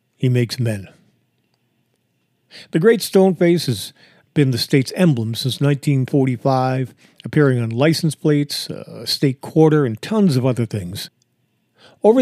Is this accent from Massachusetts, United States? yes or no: yes; Massachusetts, United States; now in New Hampshire, United States; I was born and raised in Massachusetts, but I moved to New Hampshire.